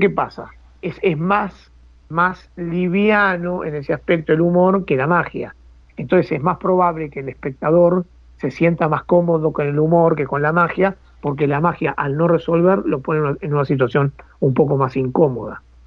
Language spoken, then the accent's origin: Spanish; Buenos Aires, Argentina; soy del barrio de Boedo